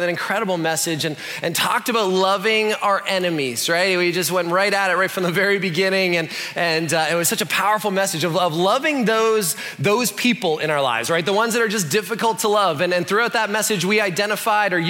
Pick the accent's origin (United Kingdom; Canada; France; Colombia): Canada; I'm Canadian